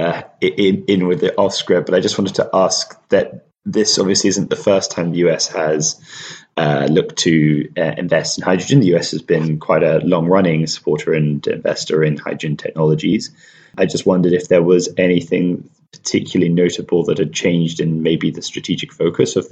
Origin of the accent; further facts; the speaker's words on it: United Kingdom; as the British constituent here. So I've probably been too much into the weeds of what we're doing on this little island